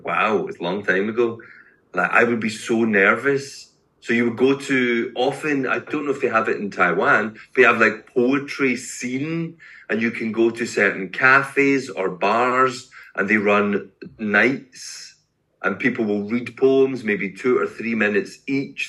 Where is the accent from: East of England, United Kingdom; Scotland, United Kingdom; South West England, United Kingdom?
Scotland, United Kingdom; Glasgow; now in Edinburgh, United Kingdom; I am a Scottish poet. Eh, from Glasgow, but I live in Edinburgh.